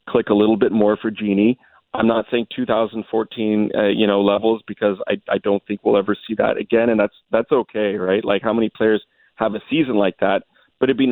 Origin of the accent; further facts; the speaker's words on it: Canada; I'm Canadian